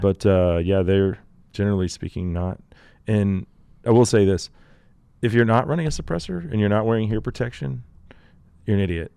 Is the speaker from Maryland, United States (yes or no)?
no; Texas, United States; I'm a Texan.